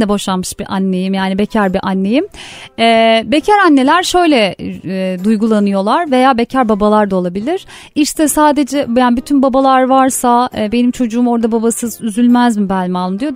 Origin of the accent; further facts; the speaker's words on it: Yalova, Turkey; moved away as an adult; now in Istanbul, Turkey; ben Yalova'da e, bir küçük bir yerde yani o zaman daha kasabaydı büyüdüğümde